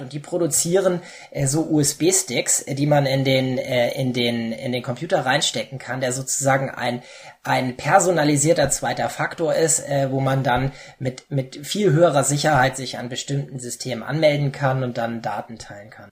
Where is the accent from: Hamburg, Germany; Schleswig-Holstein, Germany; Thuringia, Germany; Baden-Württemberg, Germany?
Hamburg, Germany; moved away as an adult; now in Saxony-Anhalt, Germany; ich komme ja aus Hamburg, was man vielleicht meiner Sprache hört